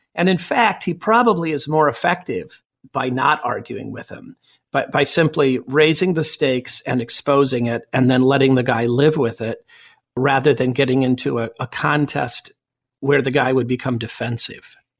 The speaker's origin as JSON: {"language": "English", "country": "United States", "said": "I'm also an American"}